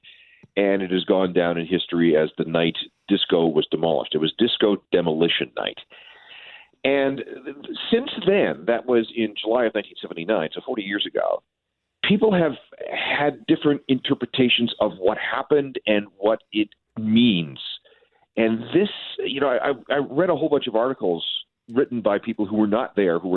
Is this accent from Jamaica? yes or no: no; Winnipeg, Manitoba, Canada; I grew up in Winnipeg